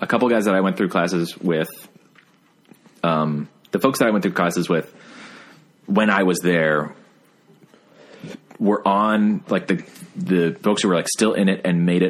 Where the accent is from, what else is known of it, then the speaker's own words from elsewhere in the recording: Richmond, Virginia, United States; also born or lived in New York; growing up here too